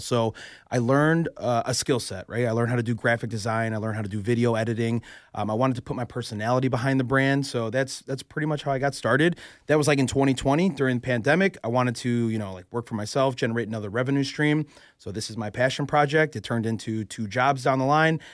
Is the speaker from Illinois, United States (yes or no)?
yes; Chicago, Illinois, United States; moved away as an adult; now in Philadelphia, United States; I'm born and raised in Chicago, right? I moved out here two years ago, so I'm I'm from Chicago